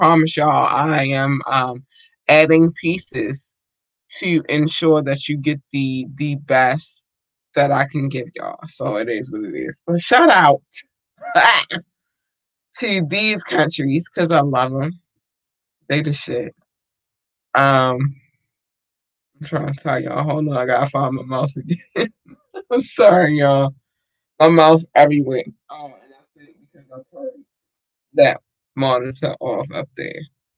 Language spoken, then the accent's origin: English; United States; born there; Like, this is my home country. This is where I was born. Although my ancestors didn't ask to be here, I was born here. And so shout out to the U.S.